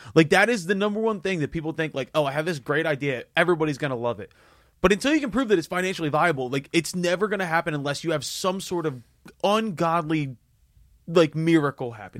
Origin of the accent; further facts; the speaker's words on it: Philadelphia, Pennsylvania, United States; I grew up in Northeast Philly